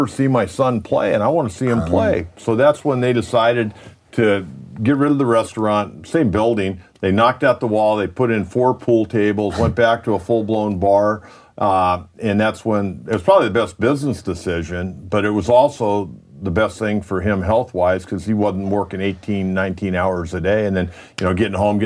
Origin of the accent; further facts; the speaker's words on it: Solana Beach, California, United States; I was born and raised in Solana Beach, born in Old Scripps Hospital, raised in Solana Beach